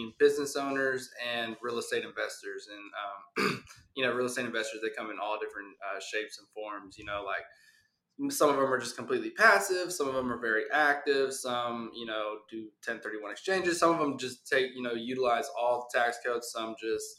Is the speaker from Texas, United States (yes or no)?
yes; Houston, Texas, United States; born and raised in Houston, Texas